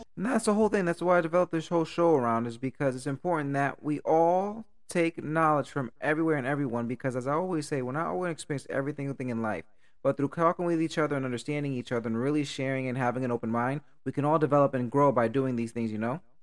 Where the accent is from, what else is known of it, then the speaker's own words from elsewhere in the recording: Stamford, Connecticut, United States; I'm growing up in Stanford